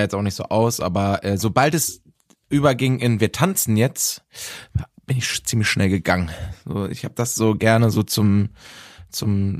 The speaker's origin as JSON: {"language": "German", "town": "Bielefeld", "region": "North Rhine-Westphalia", "country": "Germany", "tie": "born or raised there", "said": "in Bielefeld in meiner Heimatstadt"}